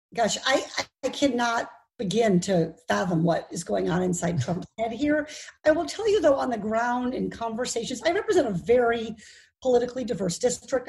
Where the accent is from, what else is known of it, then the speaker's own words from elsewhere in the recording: Iowa, United States; now in Orange County, United States; I grew up in Iowa